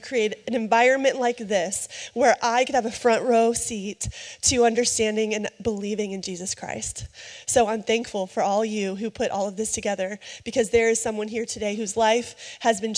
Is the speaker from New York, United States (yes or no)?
no; Ohio, United States; I'm from Ohio